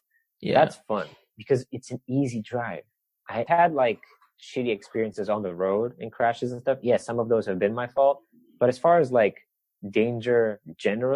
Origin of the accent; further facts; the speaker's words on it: Bulgaria; now in United States; from Bulgaria